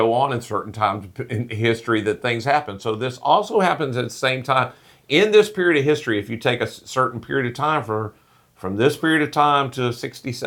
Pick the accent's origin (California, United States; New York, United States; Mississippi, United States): Mississippi, United States; I'm from Mississippi